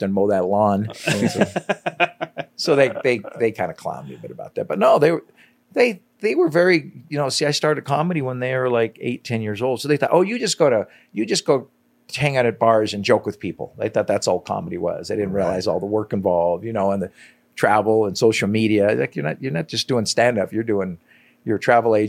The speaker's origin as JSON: {"language": "English", "town": "Los Angeles", "region": "California", "country": "United States", "tie": "born or raised there", "moved": "yes", "said": "I grew up in Los Angeles. I grew up in an area in L.A. known as Pacoima"}